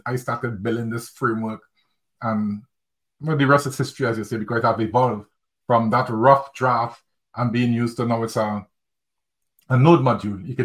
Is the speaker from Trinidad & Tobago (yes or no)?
yes; Trinidad & Tobago; moved away as an adult; now in United Kingdom; I'm from Trinidad and Tobago, by the way. So after I moved from Trinidad and Tobago and came to the UK to live